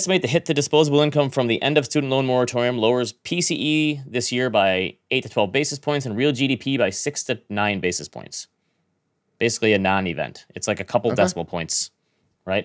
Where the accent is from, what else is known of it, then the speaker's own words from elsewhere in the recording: Midwest, United States; I'm from the Midwest. I bite my tongue and don't say anything.